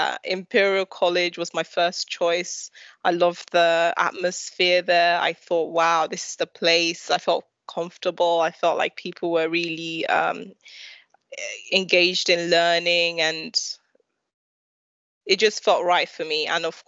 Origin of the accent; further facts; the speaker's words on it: London, United Kingdom; Well, so in my primary school, it was very interesting because in East London, there were